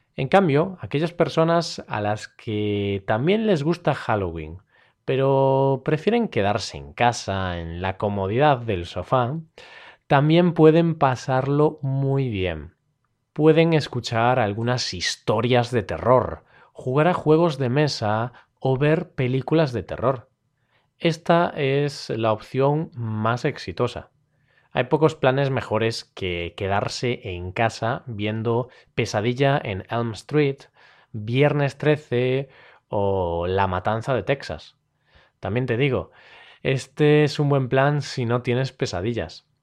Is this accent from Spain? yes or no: yes; Galicia, Spain; yo soy del norte, yo soy de Galicia, así que aquí, en mi región